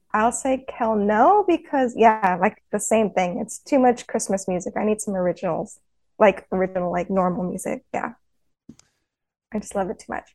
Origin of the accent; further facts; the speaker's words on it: Fort Worth, Texas, United States; now in San Diego, United States; I'm from San Diego, but originally um, I grew up in Fort Worth